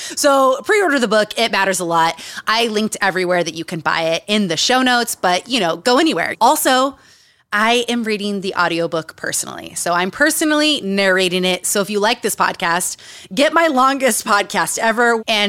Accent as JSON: {"language": "English", "region": "Utah", "country": "United States", "tie": "born or raised there", "said": "Growing up in Utah. Growing up around cults."}